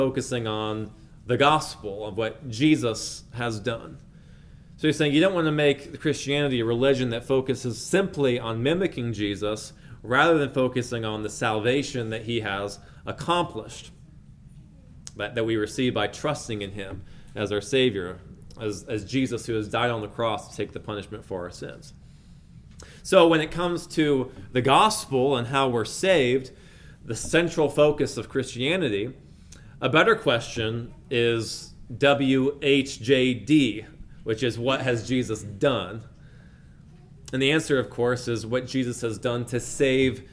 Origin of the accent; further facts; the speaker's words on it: outside of Pittsburgh, Pennsylvania, United States; when I was a little boy, I was growing up outside of Pittsburgh, Pennsylvania in the early 2000s